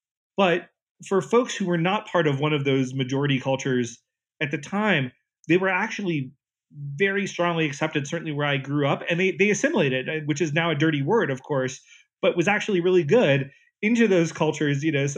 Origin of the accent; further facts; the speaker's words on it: North Carolina, United States; moved away; I grew up in North Carolina in a town where everybody was basically white or African American